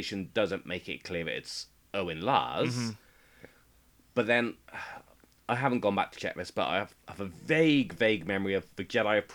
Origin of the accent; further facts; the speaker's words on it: United Kingdom; I'm British